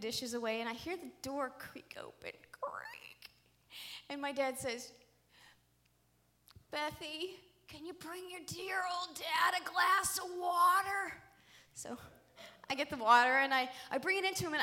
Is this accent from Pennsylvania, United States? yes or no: yes; Pittsburgh, Pennsylvania, United States; we're Irish. We're like Pittsburgh Irish